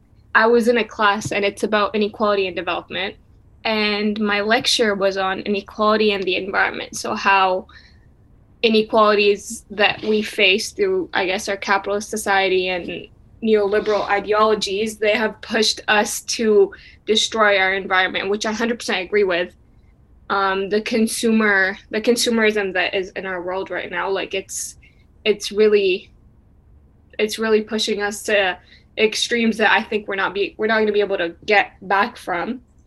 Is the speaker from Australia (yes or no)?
no; Syria; also born or lived in America; now in Canada; But then we have been taught to be like, yeah, we're Syrian.